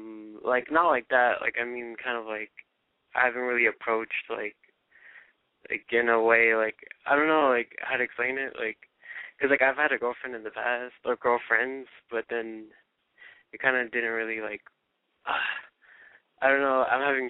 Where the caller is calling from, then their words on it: Moreno Valley, California, United States; I'm 17, and I'm from Reno Valley.